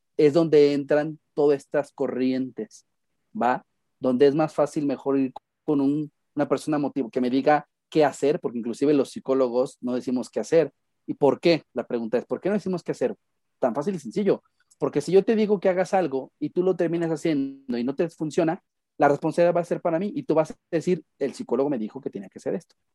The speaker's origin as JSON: {"language": "Spanish", "town": "Guadalajara", "region": "Jalisco", "country": "Mexico", "said": "Me encuentro en la ciudad de Guadalajara, Jalisco"}